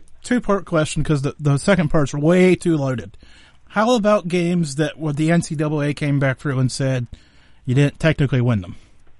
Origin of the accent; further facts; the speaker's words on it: Pittsburgh side of Pennsylvania, United States; I'm from the Pittsburgh side of Pennsylvania.